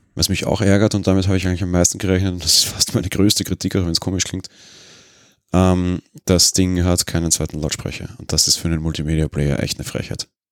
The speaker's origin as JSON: {"language": "German", "country": "Austria", "also_born_or_lived": "Vienna", "said": "Bei uns in Österreich"}